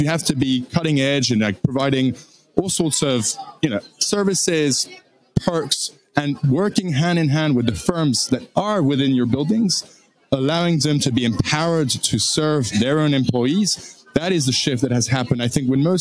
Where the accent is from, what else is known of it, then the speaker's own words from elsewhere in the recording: France; moved away as an adult; also born or lived in Washington, D.C., United States; born and raised in France by a British father, a French mother